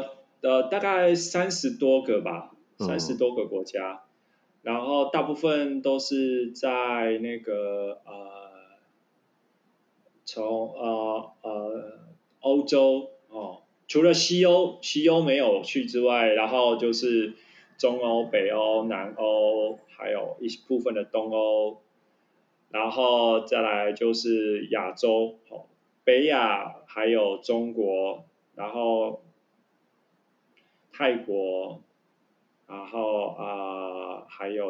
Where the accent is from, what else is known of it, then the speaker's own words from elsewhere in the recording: Taiwan; OK 啊，我是百分之百正港的台湾人，台湾人。